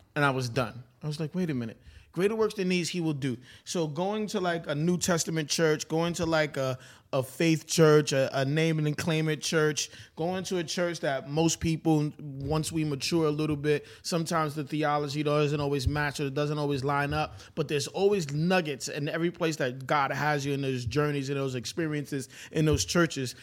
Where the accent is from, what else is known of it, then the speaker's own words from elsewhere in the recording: New York City, New York, United States; I'm from Brooklyn, New York.